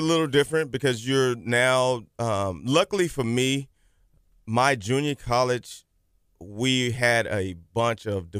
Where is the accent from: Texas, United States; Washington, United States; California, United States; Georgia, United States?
Texas, United States; La Marque; I grew up in Lamarck and graduated from Texas City High School in 1992.